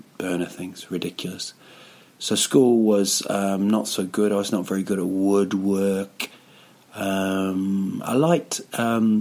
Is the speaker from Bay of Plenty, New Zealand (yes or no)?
yes; Rotorua, Bay of Plenty, New Zealand; now in Stockholm, Sweden; Yeah, it's my hometown, a place called Rotorua